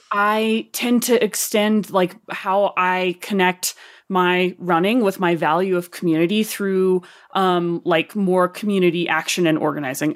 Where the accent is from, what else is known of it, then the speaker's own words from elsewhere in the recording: Arkansas, United States; accent: Arkansas; my Arkansas accent